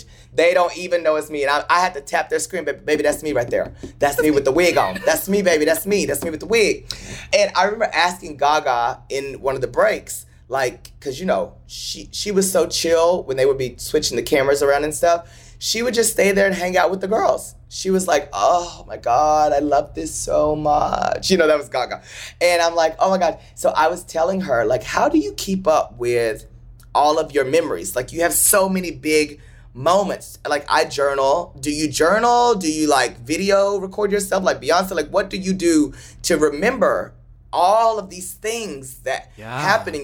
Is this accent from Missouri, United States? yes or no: no; Paris, Texas, United States; moved away; I am the kid from Paris, Texas, who grew up wanting to just make people laugh and smile